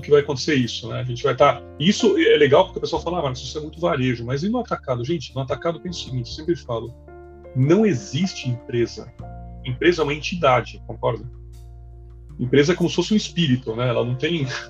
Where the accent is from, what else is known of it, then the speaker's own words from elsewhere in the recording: Brazil; como brasileiro